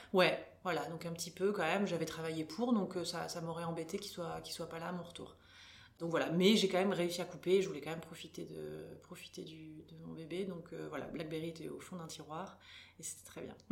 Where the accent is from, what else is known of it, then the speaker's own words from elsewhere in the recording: Bordeaux, Nouvelle-Aquitaine, France; moved away as an adult; now in Luxembourg, Luxembourg; je suis bordelaise d'origine